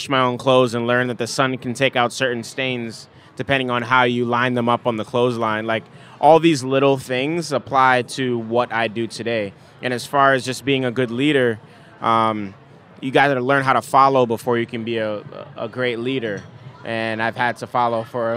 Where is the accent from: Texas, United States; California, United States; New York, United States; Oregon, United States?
New York, United States; New York City; moved away; also born or lived in Nigeria / Washington, D.C.; me growing up in the Bronx